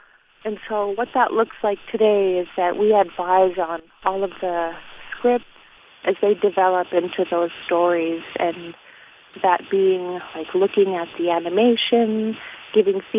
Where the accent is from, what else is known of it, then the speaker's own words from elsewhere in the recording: Beaver, Alaska, United States; I'm actually talking to you from my childhood home in my village of Beaver, and it's along the Yukon River up in the interior of Alaska.